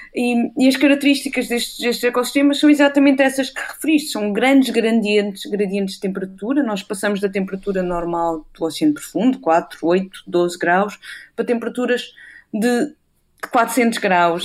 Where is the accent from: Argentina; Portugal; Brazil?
Portugal; Castelo de Vide, Alentejo; also born or lived in Cascais / Portalegre; now in Aveiro, Portugal; eu nasci em Cascais, mas curiosamente cresci no, no interior, eu cresci em, Castelo de Vide, no distrito de Porto Alegre